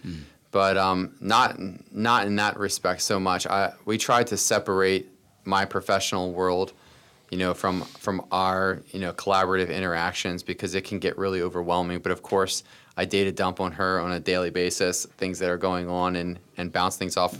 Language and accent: English; Boyertown, Pennsylvania, United States; I was a kid from Boyertown, although we moved a lot as kids, but we lived, you know, all over kind of southeastern PA.